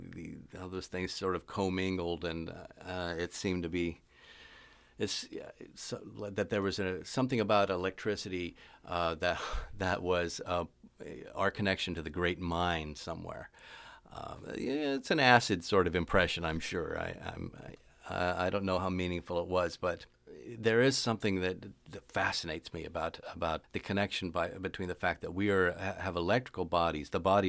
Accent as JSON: {"language": "English", "region": "Pacific Northwest", "country": "United States", "lives_now": "California, United States", "said": "I'm originally from the Pacific Northwest, but some vortex in California keeps drawing me back there."}